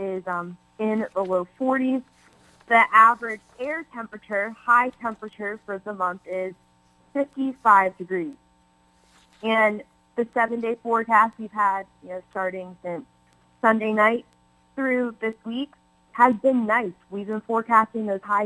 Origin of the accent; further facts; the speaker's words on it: Mid-Atlantic, United States; moved away; I grew up in the Mid-Atlantic